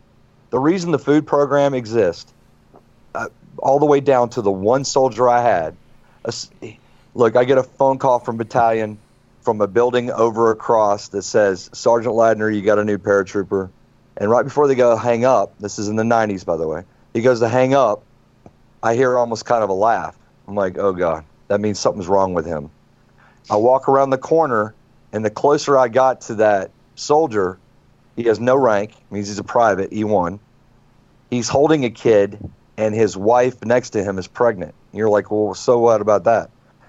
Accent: North Carolina, United States; And we're from North Carolina, right?

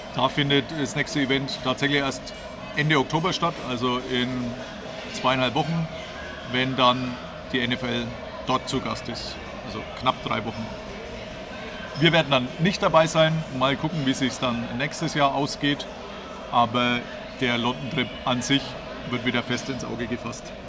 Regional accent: Bavaria, Germany; wie man bei uns in Bayern sagt

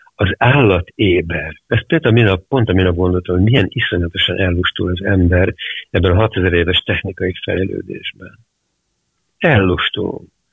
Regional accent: Hungary; also born or lived in London; én magyar vagyok

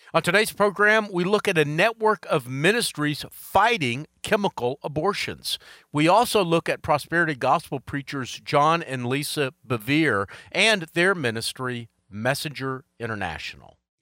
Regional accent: Charlotte, North Carolina, United States; right here in my hometown of Charlotte

